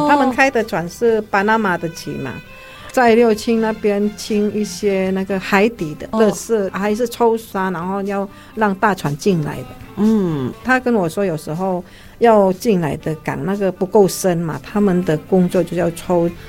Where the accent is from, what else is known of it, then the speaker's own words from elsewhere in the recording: Indonesia; moved away as an adult; now in Taiwan; 你是不是印尼人？我说是啊